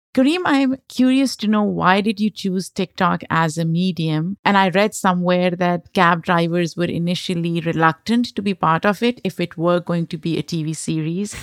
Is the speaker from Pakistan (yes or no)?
yes; Lahore, Punjab, Pakistan; moved away as an adult; also born or lived in Denver, United States; I grew up in Lahore in Pakistan, metropolitan city, very crowded